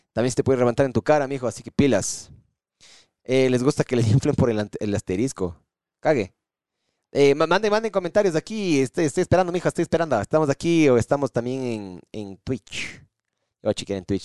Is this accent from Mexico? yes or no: no; Ecuador; aquí en el Ecuador